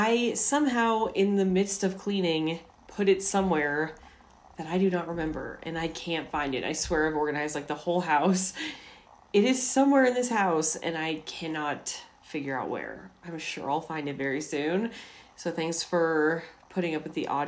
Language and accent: English; Colorado, United States; also born or lived in Washington State; Technically, it's not where I was born. I was born in Washington State. But I've lived here in Colorado for basically my entire life